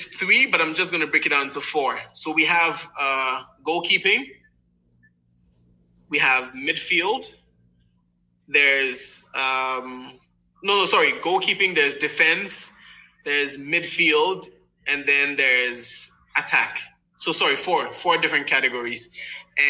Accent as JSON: {"language": "English", "country": "Ghana"}